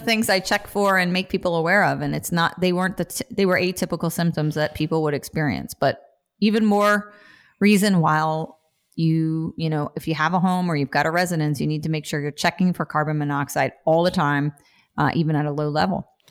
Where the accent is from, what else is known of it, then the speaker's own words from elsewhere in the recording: New Jersey, United States; I'm from Jersey